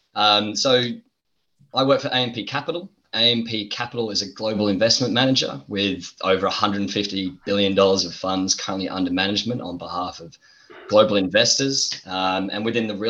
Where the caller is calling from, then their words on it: Sydney, New South Wales, Australia; calling in from Sydney, Australia